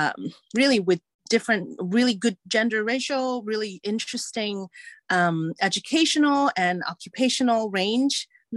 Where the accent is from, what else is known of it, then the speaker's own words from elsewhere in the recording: Hong Kong; also born or lived in England / United States; as a person who was born and raised in Hong Kong and England and the US and travel many places and is complicated in terms of like, what is my cultural heritage, right?